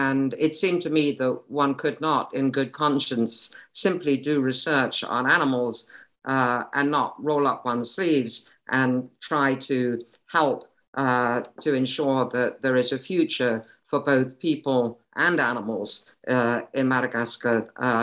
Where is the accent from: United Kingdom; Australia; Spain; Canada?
United Kingdom; Kent, South East England; moved away as an adult; also born or lived in Cambridge, United Kingdom / London, United Kingdom; now in Connecticut, United States; I grew up in the UK. I was born in Kent and raised there and went to school there